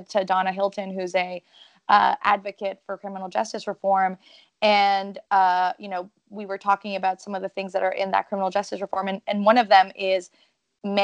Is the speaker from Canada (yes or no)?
yes; Canada; first language French; English is a second language